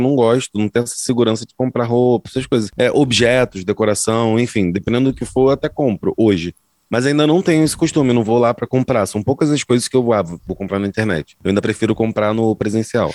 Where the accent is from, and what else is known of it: Zona Norte, Rio de Janeiro, Brazil